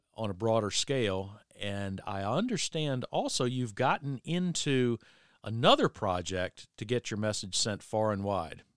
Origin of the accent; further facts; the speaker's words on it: Virginia Beach, Virginia, United States; I was a high schooler growing up in Virginia Beach